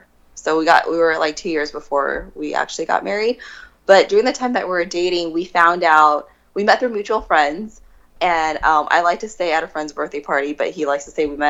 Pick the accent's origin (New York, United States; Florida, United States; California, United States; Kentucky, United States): California, United States; Simi Valley; Because he grew up in Calexico, and I grew up in Simi Valley, which is, the widest area that you can ever be in.